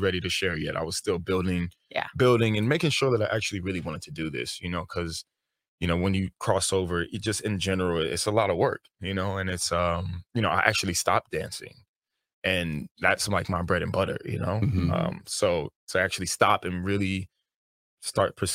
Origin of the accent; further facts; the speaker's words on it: New York, United States; I'm from New York